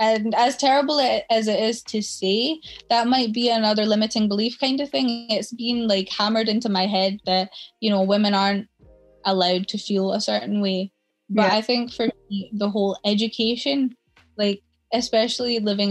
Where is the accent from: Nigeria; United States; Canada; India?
India; South India; moved away; I was born in India